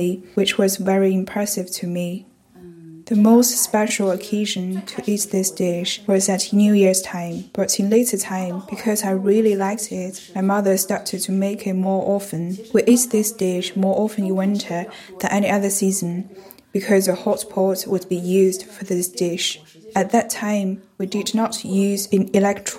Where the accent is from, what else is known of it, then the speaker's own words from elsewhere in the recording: Wuhan, Hubei, China; moved away as an adult; now in Edinburgh, United Kingdom; I'm a Han ethnic Chinese. I come from Wuhan, and now I'm living in Edinburgh